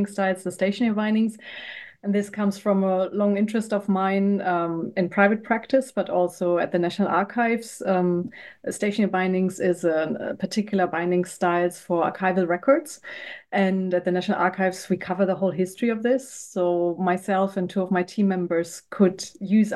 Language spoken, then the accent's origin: English; a smaller town next to Frankfurt, Hesse, Germany; moved away as an adult; also born or lived in Berlin / England; now in United Kingdom; I'm actually from Germany. I grew up outside in a smaller town next to Frankfurt in West Germany